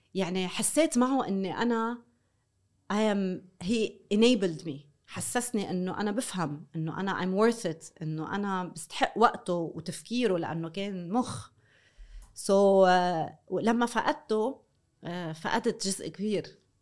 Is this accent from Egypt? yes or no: no; North Lebanon, Lebanon; انا من الشمال